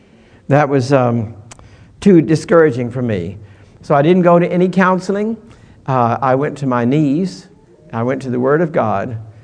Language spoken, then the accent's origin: English; California, United States; We were down in Florida, and I was from California.